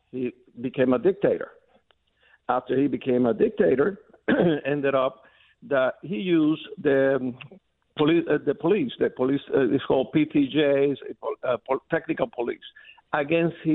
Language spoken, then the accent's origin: English; Venezuela; English is a second language; moved away as an adult; now in United States; Okay, I came here in 1978. I came from Venezuela. I came to study, and I met a beautiful woman.